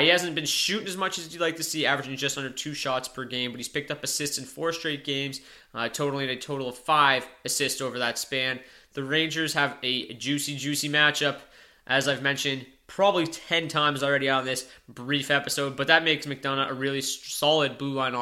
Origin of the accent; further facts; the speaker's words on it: Windsor, Ontario, Canada; I'm from Windsor, Ontario. I watched him play for years with the Windsor Spitfires